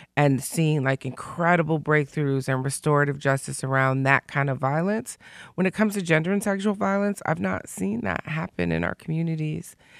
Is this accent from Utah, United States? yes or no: no; Detroit, Michigan, United States; because I'm from Detroit, and Detroit and Chicago aren't like L A and New York